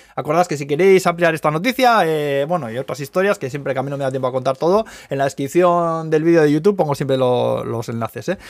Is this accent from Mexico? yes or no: no; Spain; moved away as an adult; now in Tokyo, Japan; yo aprovecho para pedir perdón a los carteros de Zaya de mi pueblo, eh, porque yo solía de crío pedir juegos